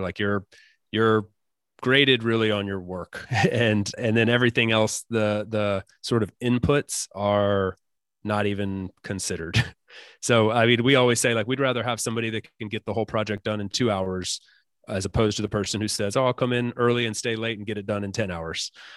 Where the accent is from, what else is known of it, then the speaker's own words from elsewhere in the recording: United States; as an American